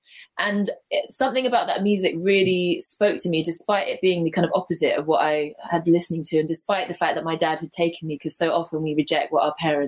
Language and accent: English; London, United Kingdom; I was brought up in London. I was brought up in a place called Hounslow, which is like very close to Heathrow Airport, Zone 6. Mm-hmm. It's not the most sort of lovely part of the city, but like, you know, it was quite rich culturally in ways. It was very diverse.